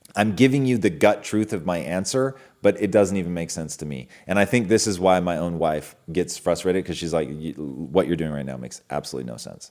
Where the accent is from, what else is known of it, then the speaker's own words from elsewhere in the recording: Pacific Northwest, United States; being a kid growing up in the Pacific Northwest